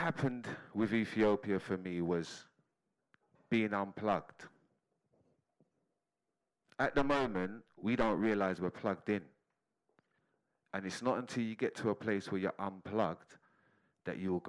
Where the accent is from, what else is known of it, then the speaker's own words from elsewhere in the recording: London, United Kingdom; I'm a Londoner